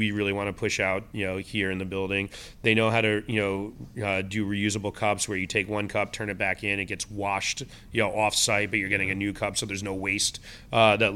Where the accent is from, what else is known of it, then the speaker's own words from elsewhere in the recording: Northeast, United States; moved away as an adult; also born or lived in London, United Kingdom / Syracuse; now in Milwaukee, United States; I grew up in the Northeast